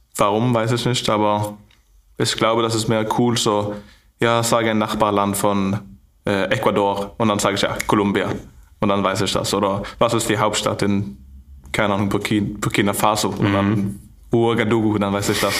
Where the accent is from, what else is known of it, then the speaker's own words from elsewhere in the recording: Stavanger, Rogaland, Norway; German is a second language; moved away as an adult; now in Flensburg, Germany; in meine Heimat